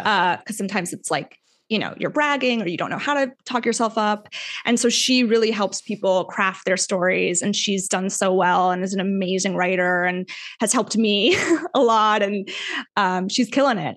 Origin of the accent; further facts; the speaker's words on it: Weston, Florida, United States; I'm from a small suburb called Weston, Florida, which is west of Fort Lauderdale, Florida.